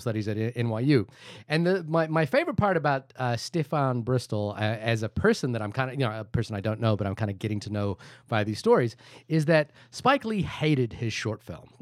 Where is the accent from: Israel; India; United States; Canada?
India; I'm Indian